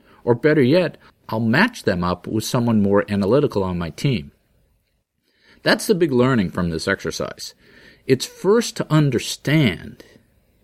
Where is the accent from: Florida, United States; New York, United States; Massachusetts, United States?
Massachusetts, United States; I'm from Massachusetts and it's just a different mindset